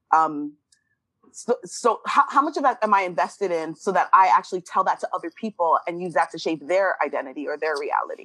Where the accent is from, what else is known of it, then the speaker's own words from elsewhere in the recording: Canada; moved away; as a Canadian